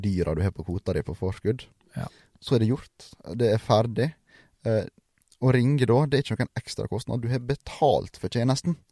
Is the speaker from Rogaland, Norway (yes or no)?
no; Sunnmøre, Møre og Romsdal, Norway; ikke fordi jeg er sunnmøring